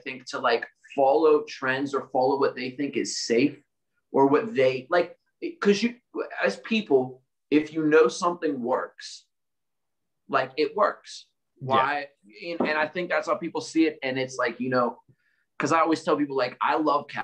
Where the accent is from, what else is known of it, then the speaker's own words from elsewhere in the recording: Pittsburgh, Pennsylvania, United States; my hometown